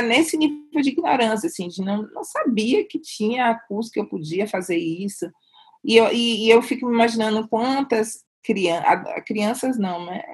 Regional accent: Salvador, Bahia, Brazil; moved away as an adult; now in São Paulo, Brazil; eu vim baiana, sabe, eu não quis ser outra coisa a não ser baiana e negra

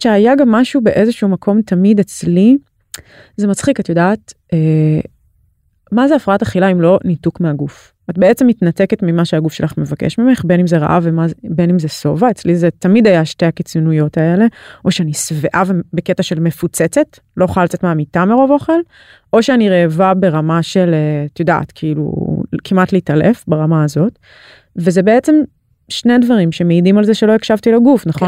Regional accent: Ra'anana, Central District, Israel; also born or lived in Tel Aviv; בכל מיני מקומות, אבל באזור המרכז

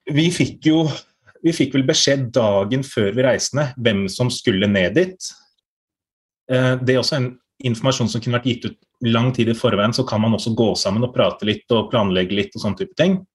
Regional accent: Norway; noe som viser at vi er fra Norge og representerer Norge

